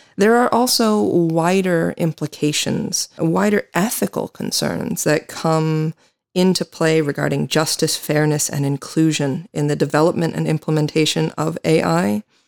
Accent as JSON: {"language": "English", "country": "United States", "moved": "yes", "said": "I am an American attorney"}